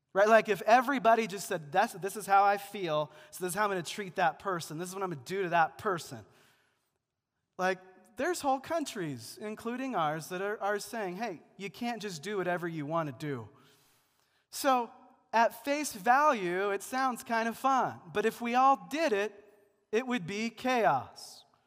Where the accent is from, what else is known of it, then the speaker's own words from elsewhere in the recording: Seattle, Washington, United States; also born or lived in Missouri; now in Denver, United States; Also in Seattle, it's gloomy and rainy for nine months of the year. Uh, that's my hometown